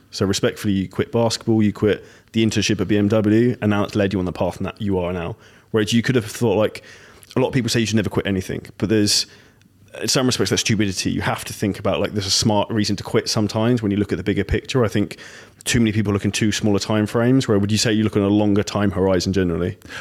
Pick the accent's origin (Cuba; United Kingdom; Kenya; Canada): United Kingdom; I'm from Britain